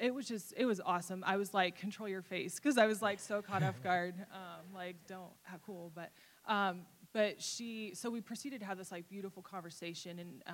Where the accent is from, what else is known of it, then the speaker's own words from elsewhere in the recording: Fort Wayne, Indiana, United States; moved away; I went back home to visit my family. I'm from Fort Wayne, Indiana area